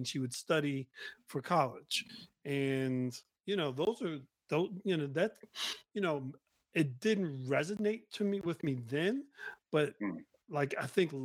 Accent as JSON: {"language": "English", "town": "Newark", "region": "New Jersey", "country": "United States", "tie": "born or raised there", "said": "I grew up in Newark. So the streets of Newark was not exactly the safest place"}